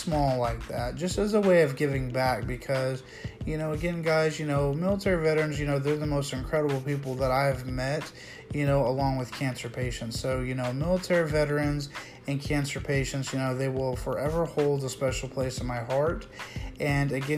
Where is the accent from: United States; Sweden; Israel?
United States; proud to be an American